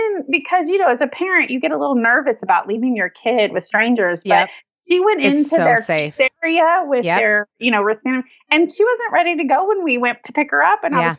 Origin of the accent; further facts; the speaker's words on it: Florida, United States; moved away; although I'm from Florida originally.